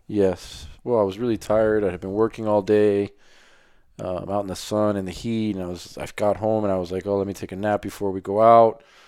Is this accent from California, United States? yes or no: no; Miami, Florida, United States; I grew up in Miami, Florida.